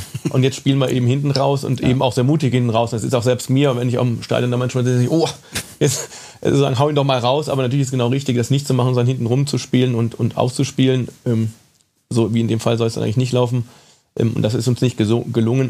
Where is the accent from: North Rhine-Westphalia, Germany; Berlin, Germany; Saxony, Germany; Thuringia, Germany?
North Rhine-Westphalia, Germany; Cologne; Ich bin gebürtiger Kölner